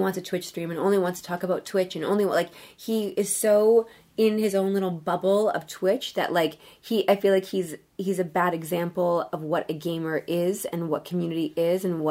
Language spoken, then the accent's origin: English; Saskatoon, Saskatchewan, Canada; now in Toronto, Canada; I'm from Saskatoon, Saskatchewan.